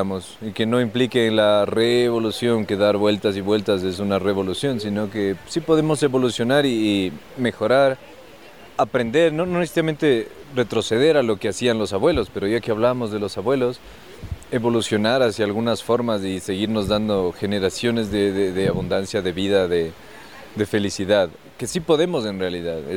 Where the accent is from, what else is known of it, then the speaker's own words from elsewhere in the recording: Quito, Pichincha, Ecuador; Yo soy de Quito. Nací aquí en Quito.